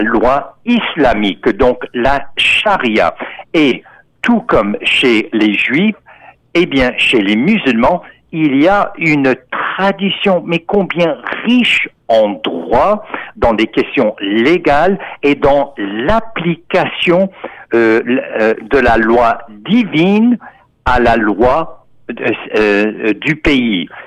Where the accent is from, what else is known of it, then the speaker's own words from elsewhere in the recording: Texas, United States; moved away; Moi-même, en tant qu'Américain, qui est né au Texas en 1950